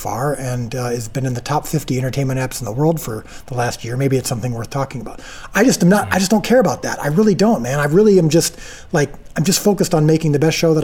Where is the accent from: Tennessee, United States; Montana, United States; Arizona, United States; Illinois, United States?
Illinois, United States; I'm from Illinois.